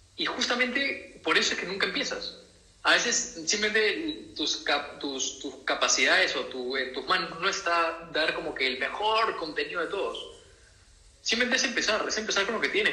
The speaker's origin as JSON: {"language": "Spanish", "country": "Peru"}